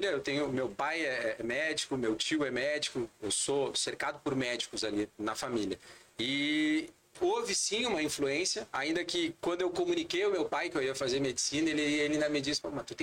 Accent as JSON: {"language": "Portuguese", "town": "Porto Alegre", "region": "Rio Grande do Sul", "country": "Brazil", "tie": "born or raised there", "said": "eu sou porto-alegrense, nascido e criado em Porto Alegre."}